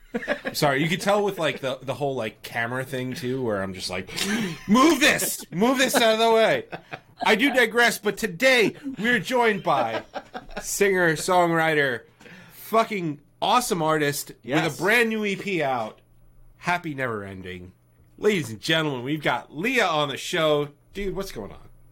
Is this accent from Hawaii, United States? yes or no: no; New York, United States; we're we're from New York. We're here in New York